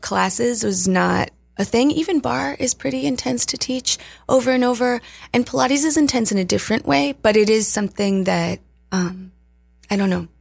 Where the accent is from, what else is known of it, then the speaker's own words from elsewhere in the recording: Virginia, United States; moved away; also born or lived in Colorado; I grew up in Virginia in the sticks, in the mountains